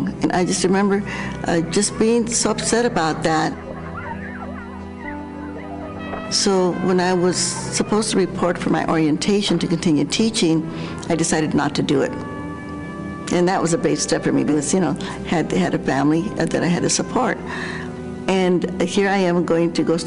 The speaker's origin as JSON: {"language": "English", "region": "New Mexico", "country": "United States", "tie": "born or raised there", "said": "I grew up in New Mexico"}